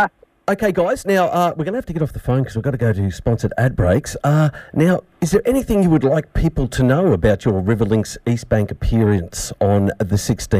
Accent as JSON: {"language": "English", "town": "Shepparton", "region": "Victoria", "country": "Australia", "said": "I'm from Shepparton."}